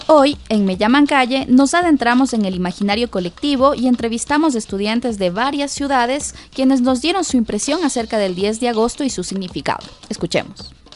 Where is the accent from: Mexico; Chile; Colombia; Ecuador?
Ecuador; Quito, Pichincha; yo soy de la ciudad de Quito